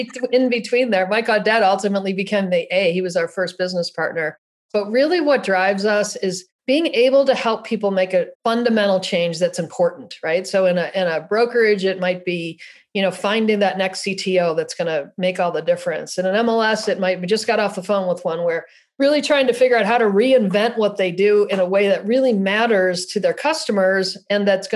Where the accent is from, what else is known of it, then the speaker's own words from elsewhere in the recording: Buffalo, New York, United States; now in San Luis Obispo, United States; I was born in Buffalo, New York